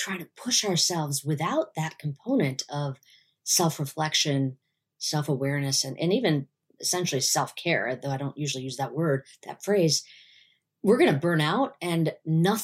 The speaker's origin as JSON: {"language": "English", "country": "United States", "tie": "born or raised there", "said": "I'm an Indian woman living in the US"}